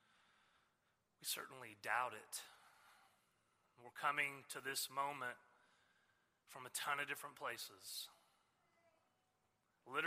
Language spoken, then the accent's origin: English; Southwest Missouri, United States; moved away as an adult; also born or lived in Stillwater, Oklahoma / St. Louis, Missouri / Norman, Oklahoma; now in Oklahoma City, United States; I grew up in Southwest Missouri, came to Christ in college